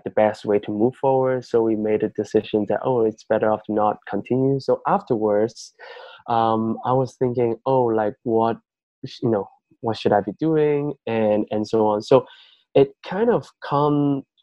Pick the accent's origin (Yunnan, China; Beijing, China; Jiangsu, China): Yunnan, China; moved away; my hometown, it's in a province in mainland China called Yunnan.